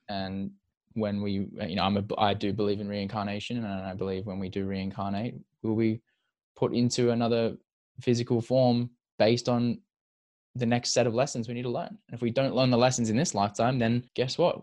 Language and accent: English; Perth, Western Australia, Australia; we grew up in Perth together